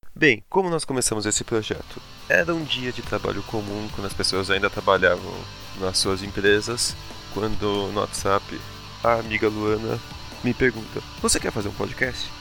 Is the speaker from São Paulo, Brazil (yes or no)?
yes; São Paulo, Brazil; com 25 anos, ah. de São ah! Paulo